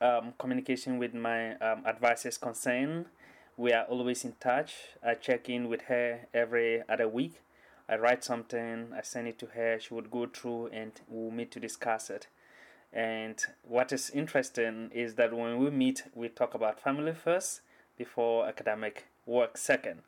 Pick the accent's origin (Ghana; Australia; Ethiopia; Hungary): Ghana; moved away as an adult; now in Seattle, United States; I come from Ghana.